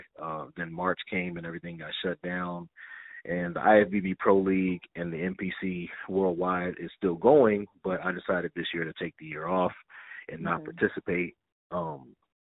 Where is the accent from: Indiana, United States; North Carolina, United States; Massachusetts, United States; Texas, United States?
Texas, United States; Denton; I'm a young little black kid from Denton, Texas.